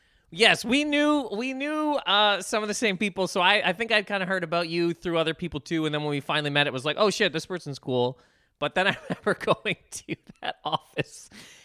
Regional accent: Canada; we're both Canadian.

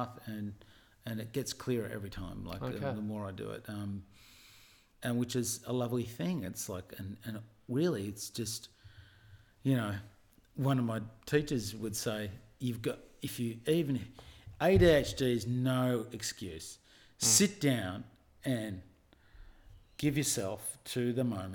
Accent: Avalon, New South Wales, Australia; born or raised there

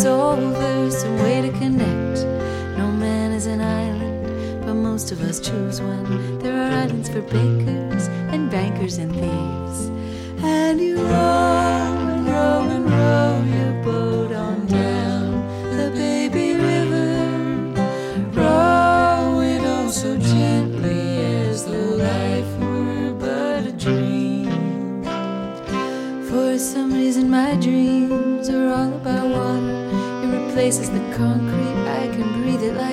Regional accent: Portland, Oregon, United States; now in Brooklyn, United States; I am from Portland, Oregon

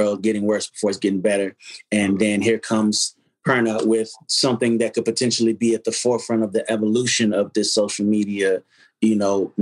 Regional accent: Las Vegas, Nevada, United States; We did a lot of our growing up in Nevada, Las Vegas

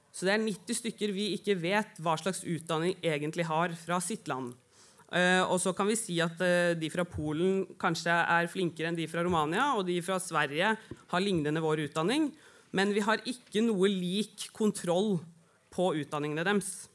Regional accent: Oslo, Norway; og er glad for at jeg ble født der. Har bodd på Grünerløkka og Vålerenga

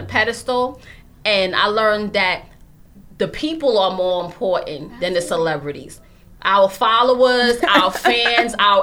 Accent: New York City, New York, United States; we're from Harlem

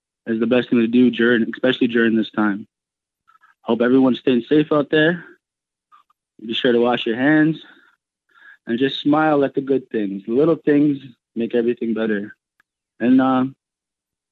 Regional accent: Sagamok First Nation, Northern Ontario, Canada; also born or lived in Toronto, Canada; I am from Toronto, Canada, and I am from Sagamook First Nations, Northern Ontario

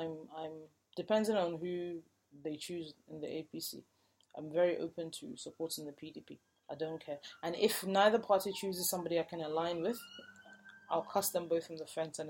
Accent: Nigeria; And for me as a Nigerian who is interested in the progress of the country, it's a wound.

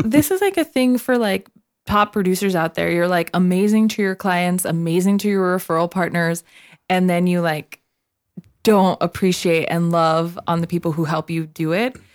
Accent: Nogales, Arizona, United States; I am from Nogales, Arizona

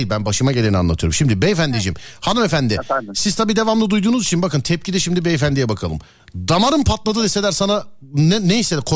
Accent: İzmit, Kocaeli, Turkey; İzmit. İzmit. Peki. Neresinden İzmit'in? Merkez İzmit. Merkez.

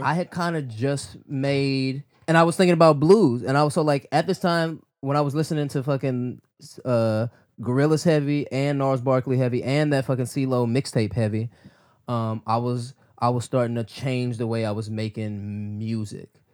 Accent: Midwest, United States; I'm still from the Midwest

